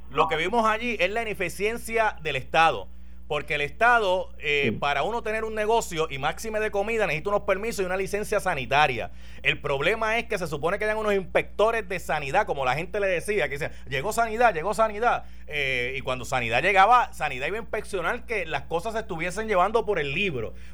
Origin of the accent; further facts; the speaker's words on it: Arecibo, Puerto Rico; De Arecibo.